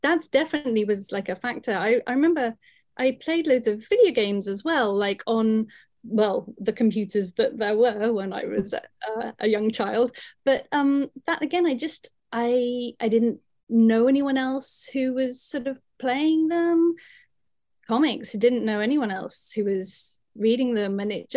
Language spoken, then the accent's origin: English; England, United Kingdom; my mum's Italian and I was brought up in England